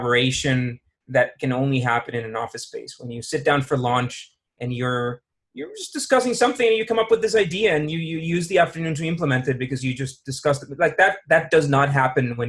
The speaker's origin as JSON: {"language": "English", "town": "San Jose", "region": "San José", "country": "Costa Rica", "tie": "born or raised there", "also_born_or_lived": "New York", "said": "I'm Costa Rican."}